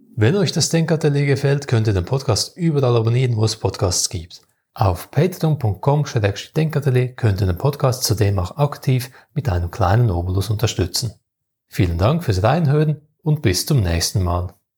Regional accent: Switzerland; bei uns in der Schweiz

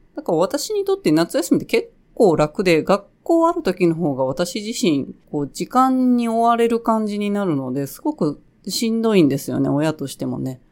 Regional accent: Osaka, Japan; 私の住んでる地域は、基本的に盆踊りの曲は河内温度っていうものなんですけど、でまあ大阪、大阪はほとんど多分河内温度なんですよね

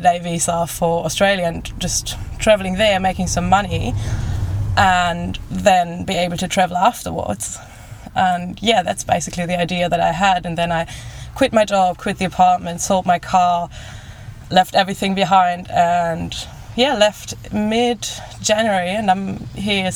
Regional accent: Germany; moved away as an adult; I'm from Germany

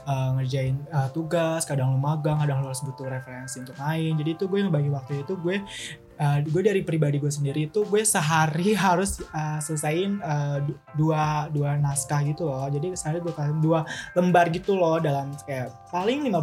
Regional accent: Jakarta, Indonesia; ya karena gue lahir di Jakarta juga jadi kayak gue udah lama gue tumbuh di Jakarta

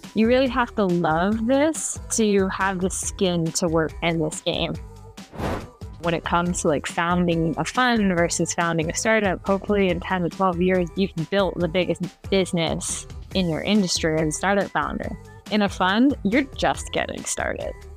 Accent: San Francisco, California, United States; I grew up in San Francisco.

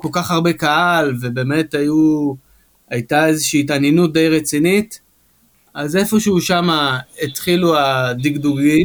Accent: Ashkelon, Southern District, Israel; שגדלנו ביחד באשקלון

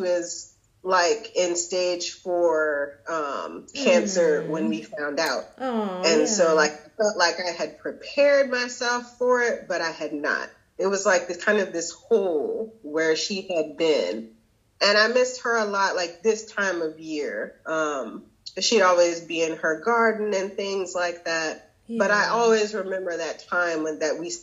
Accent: Florida, United States; now in North Carolina, United States; where I grew up in Florida

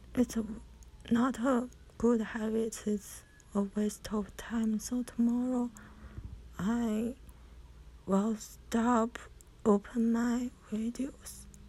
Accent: China; from China

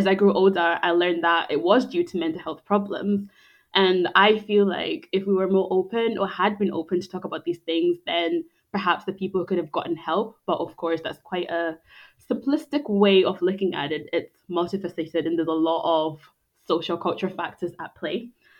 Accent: Scotland, United Kingdom; also born or lived in Zimbabwe; I was born in Zimbabwe and I grew up in Scotland from the age of six.

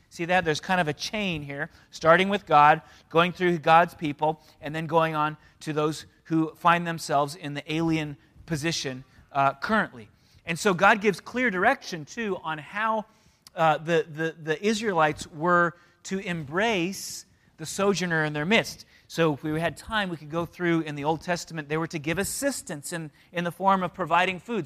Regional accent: San Diego, California, United States; also born or lived in Canada; I was one when my parents moved to San Diego

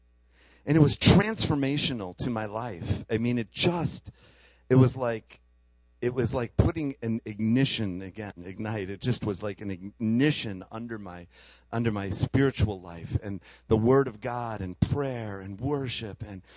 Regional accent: Chicago, Illinois, United States; We came from Chicago, and holy mackerel, there was cows and liquid manure and all kinds of great things.

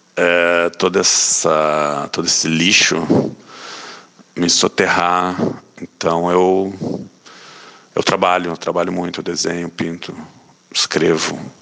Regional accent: Rio Grande do Sul, Brazil; moved away as an adult; now in Rio de Janeiro, Brazil; nasci no Rio Grande do Sul e moro no Rio de Janeiro desde 99.

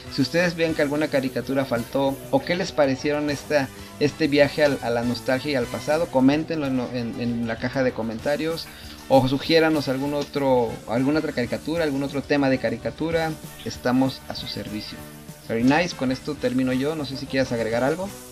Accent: Mexico; como mexicanos, como latinos

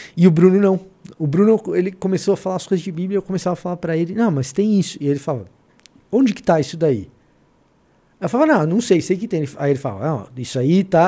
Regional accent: Salvador, Bahia, Brazil; now in São Paulo, Brazil; a minha infância foi em Salvador, não foi aqui em São Paulo

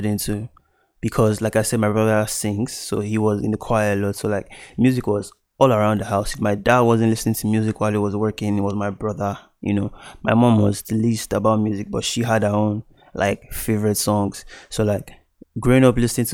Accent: Abuja, Federal Capital Territory, Nigeria; also born or lived in Delta State, Nigeria / Benin City, Edo, Nigeria; I'm Delta. You know, I was born there. Moved to Edo, Benin City for a while, and then I started growing up more in Abuja. I grew up more in Abuja, rather

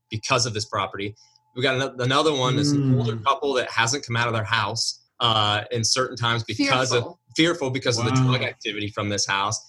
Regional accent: Lancaster, United States; here I am in my hometown

